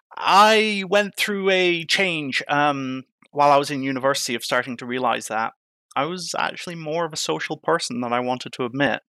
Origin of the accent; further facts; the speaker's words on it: Ireland; moved away as an adult; now in United Kingdom; growing up in Ireland, my mum, my mum fostered